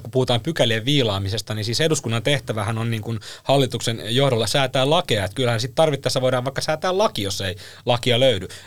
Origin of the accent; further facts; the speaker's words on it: Helsinki, Uusimaa, Finland; Minähän olen siis Helsingistä